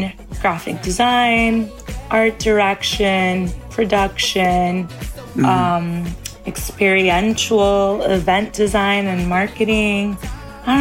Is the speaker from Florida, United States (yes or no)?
yes; Miami, Florida, United States; moved away as an adult; also born or lived in New Jersey; now in New York, United States; I was raised in Miami